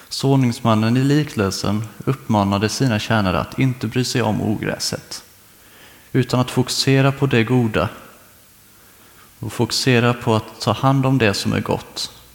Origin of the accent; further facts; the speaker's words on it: Karlskrona, Blekinge, Sweden; moved away as an adult; Jag kommer egentligen från eh, Karlskrona men nu i hösten så kände jag att det var dags att flytta, så då kom jag hit